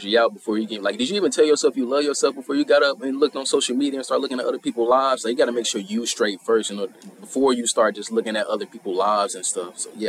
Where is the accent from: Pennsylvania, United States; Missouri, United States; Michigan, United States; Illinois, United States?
Missouri, United States; St. Louis; We both from St. Sir. Louis. You know what I'm saying? What part of St. Louis you from? I'm from Bay, man. Yes, sir. Hey, I'm from the South Side.